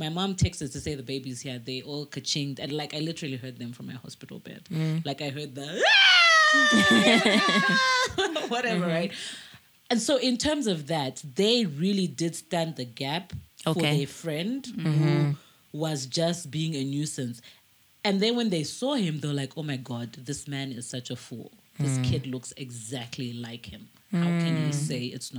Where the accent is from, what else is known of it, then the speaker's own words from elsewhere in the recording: Mutare, Manicaland, Zimbabwe; also born or lived in Harare; I grew up in Mutare